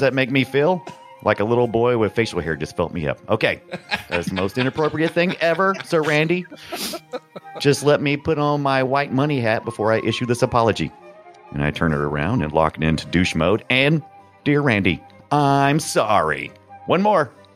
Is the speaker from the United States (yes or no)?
yes; United States; I'm American